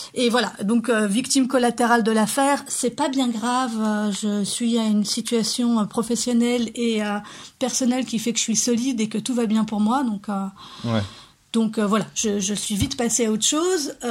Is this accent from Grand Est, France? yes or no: yes; Lorraine, Grand Est, France; je viens de Lorraine